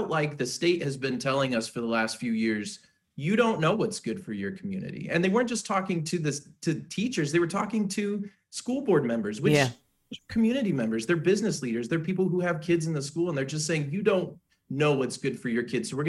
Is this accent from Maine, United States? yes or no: no; Fort Wayne, Indiana, United States; I'm born and bred Hoosier. I grew up in Fort Wayne